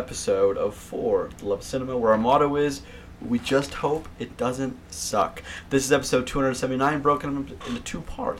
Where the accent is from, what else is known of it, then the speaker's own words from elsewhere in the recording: West Virginia, United States; Yeah, but I'm in West Virginia. I grew up in West Virginia.